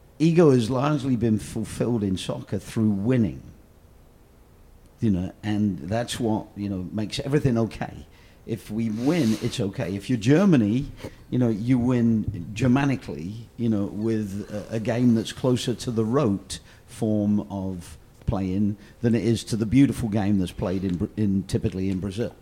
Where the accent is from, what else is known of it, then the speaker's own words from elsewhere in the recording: Oxford, South East England, United Kingdom; my hometown team, Oxford United